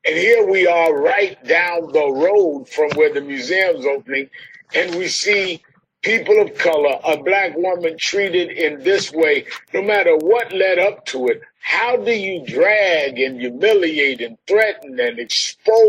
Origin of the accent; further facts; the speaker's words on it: the North, United States; I'm from the North, but I spent some time in the South